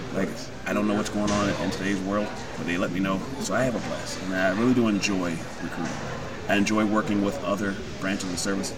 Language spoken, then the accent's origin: English; Rochester, United States; I joined right out of high school. I'm here from Rochester